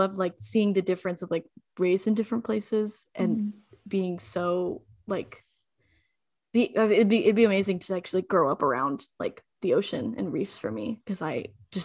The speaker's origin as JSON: {"language": "English", "region": "Arizona", "country": "United States", "moved": "as an adult", "lives_now": "Canada", "said": "I'm from Arizona"}